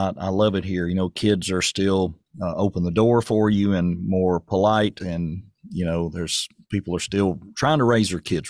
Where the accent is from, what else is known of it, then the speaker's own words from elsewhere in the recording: Murfreesboro, Tennessee, United States; I'm a transplant as well. I came from Murfreesboro, and I came up here to work many years ago, back in 2000, and never left, never went back.